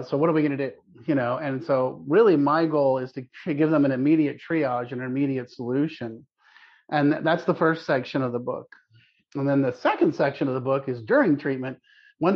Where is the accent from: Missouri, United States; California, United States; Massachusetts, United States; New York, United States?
California, United States; Palo Alto; I grew up in Palo Alto, California, back when nobody knew where Palo Alto was